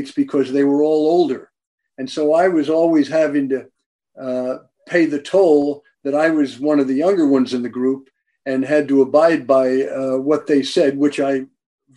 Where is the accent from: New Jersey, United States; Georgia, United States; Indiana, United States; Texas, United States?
New Jersey, United States; Maplewood; I grew up in New Jersey way back in 1940